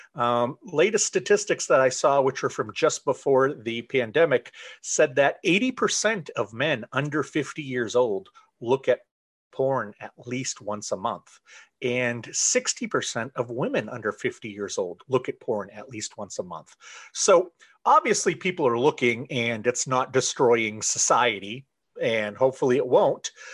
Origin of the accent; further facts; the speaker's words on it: Central Maine, United States; I am from Central Maine. I have lived here most of my life